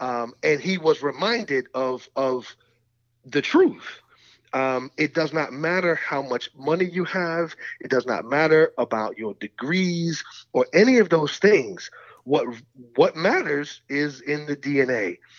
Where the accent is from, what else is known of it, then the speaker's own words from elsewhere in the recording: Ireland; Because whereas I can come over here as an Irish person, and once my children don't have an accent, they're American.